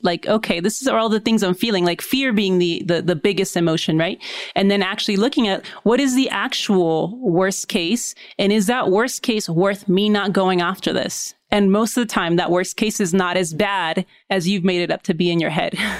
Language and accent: English; Mexico; I'm from Mexico.